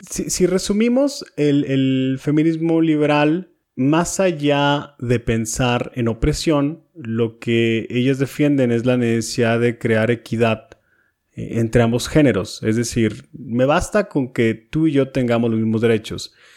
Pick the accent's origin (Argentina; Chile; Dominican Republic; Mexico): Mexico; Monterrey, Nuevo León; yo soy de Monterrey